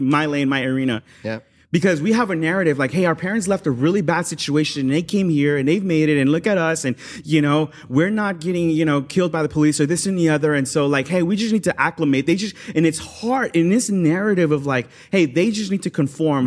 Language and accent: English; Los Angeles, California, United States; growing up in South